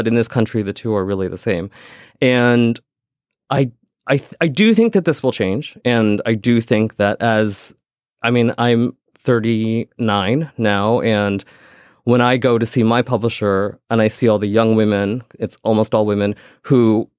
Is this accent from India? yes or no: yes; India; I'm not white. I'm Indian.